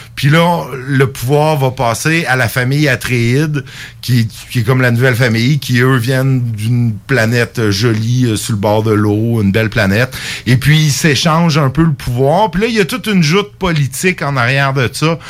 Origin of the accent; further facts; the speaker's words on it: Quebec, Canada; en tant que Québécois